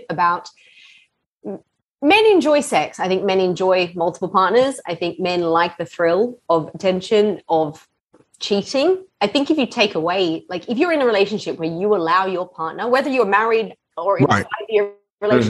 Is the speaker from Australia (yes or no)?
yes; Australia; moved away as an adult; also born or lived in London, United Kingdom; now in Los Angeles, United States; I grew up in Australia